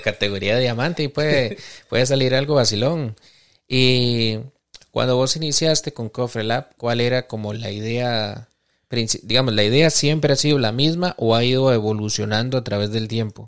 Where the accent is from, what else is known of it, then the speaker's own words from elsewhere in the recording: Costa Rica; nosotros como cultura costarricense